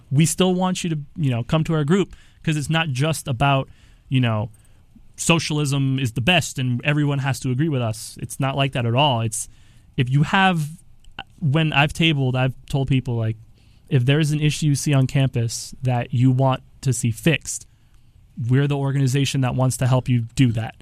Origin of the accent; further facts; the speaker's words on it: United States; born here in the United States